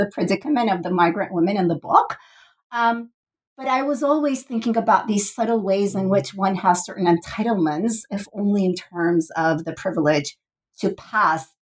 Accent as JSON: {"language": "English", "country": "Turkey", "tie": "born or raised there", "said": "growing up in Turkey"}